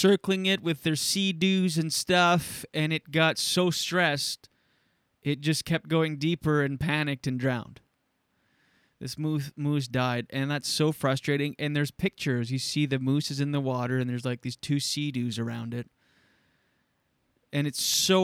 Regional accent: Shediac, New Brunswick, Canada; moved away; Shediac, my hometown. Well, I'm from Skidook, which is 5 minutes down the road

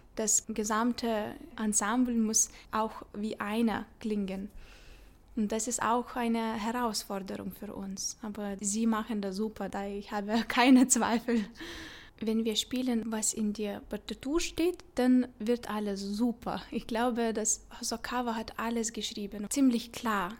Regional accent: Vilnius, Vilnius County, Lithuania; German is a second language; moved away as an adult; now in Zurich, Switzerland; Ich komme aus Vilnius, Litauen und da bin ich aufgewachsen

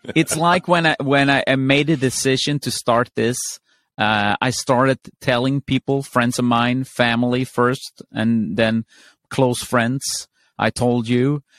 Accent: Sweden; I'm from Sweden.

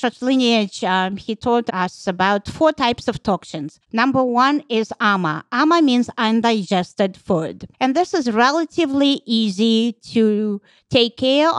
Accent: Russia; moved away; I'm from Russia

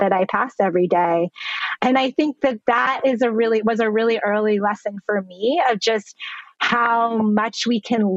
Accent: Vermont, United States; I grew up in Vermont, in the northeastern part of the United States

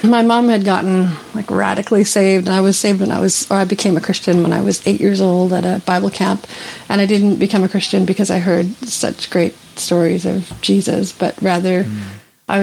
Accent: Canada; I'm from the beautiful village of Nutley Watten

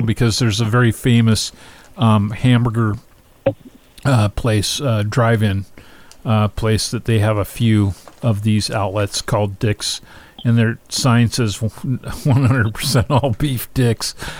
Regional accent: Pacific Northwest, United States; I grew up. I grew up in the Pacific Northwest

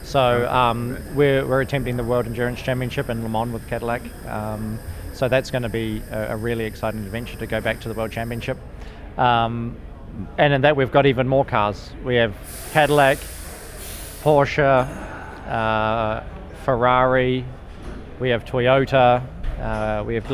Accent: New Zealand; now in United States; being a Kiwi

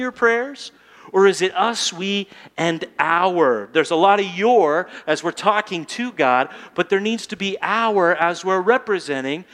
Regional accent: United States; I'm an American

